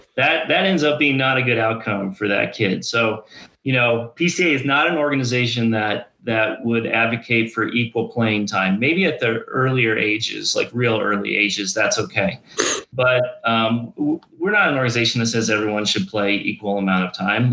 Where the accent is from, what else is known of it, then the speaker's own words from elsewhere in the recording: Ames, Iowa, United States; moved away as an adult; now in Colorado, United States; I grew up in Ames, Iowa